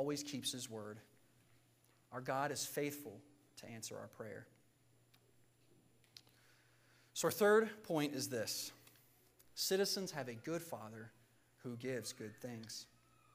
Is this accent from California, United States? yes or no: no; Virginia, United States; Growing up in Virginia, we had a decent-sized yard